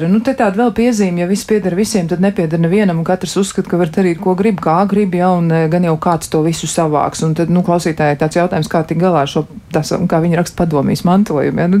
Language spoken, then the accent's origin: Latvian; Riga, Latvia; kas atceras to, kā bija pēc kara piedzimu Rīgā Mūksaus, toreiz radiotehnikas ielā. Mēs bērni visu dienu pavadījām uz Daugavas ar slidām, ragavām, slēpēm